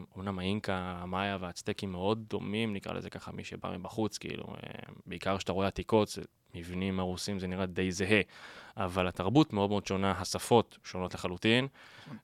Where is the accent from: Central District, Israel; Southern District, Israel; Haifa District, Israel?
Haifa District, Israel; Binyamina; moved away as an adult; now in Tel Aviv, Israel; אני בא מבנימינה. אה, גדלתי שם כל חיי